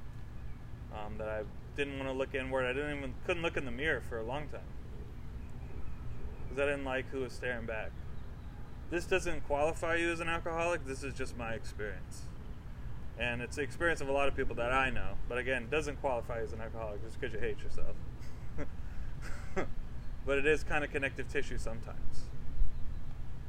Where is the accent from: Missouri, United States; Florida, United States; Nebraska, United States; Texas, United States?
Florida, United States; I was raised in Florida